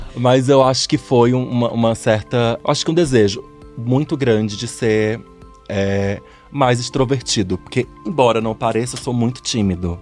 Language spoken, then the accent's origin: Portuguese; Fortaleza, Ceará, Brazil; now in São Paulo, Brazil; Sou de Fortaleza, minha mãe era de lá